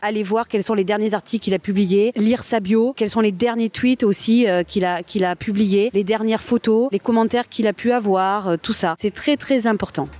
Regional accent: Marseille, Provence-Alpes-Côte d'Azur, France; je viens de Marseille

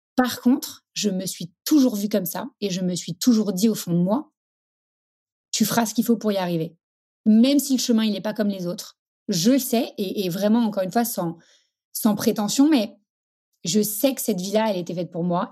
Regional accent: Paris, Île-de-France, France; Je suis parisienne

